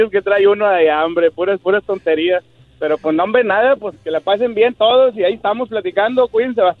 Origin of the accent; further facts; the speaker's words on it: Allende, Nuevo León, Mexico; Yo soy de Allende, Nuevo León. Puro Allende